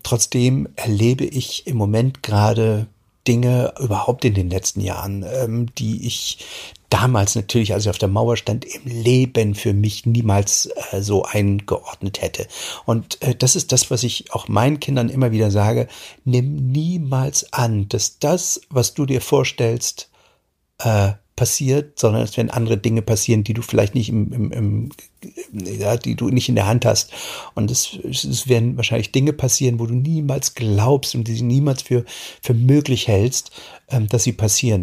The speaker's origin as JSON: {"language": "German", "region": "East Germany", "country": "Germany", "tie": "born or raised there", "said": "ich bin ja in der DDR aufgewachsen"}